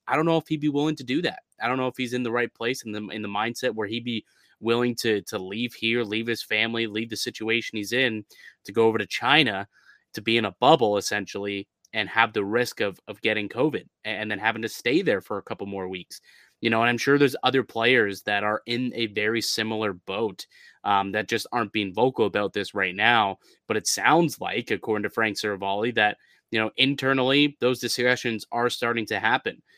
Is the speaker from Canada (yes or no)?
yes; Canada; as a Canadian